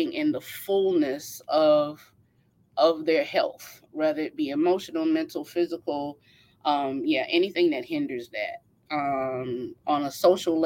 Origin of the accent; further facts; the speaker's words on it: Orangeburg, South Carolina, United States; I am from Orangeburg, South Carolina